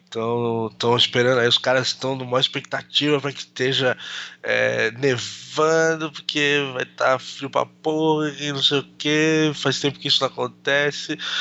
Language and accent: Portuguese; Brazil; a gente é brasileiro